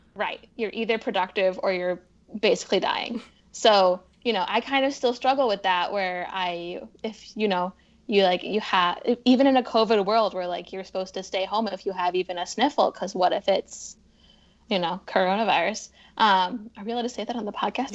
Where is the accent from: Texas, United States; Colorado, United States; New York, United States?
New York, United States; Poughkeepsie; moved away as an adult; also born or lived in Boston / Midwest; I grew up in upstate New York.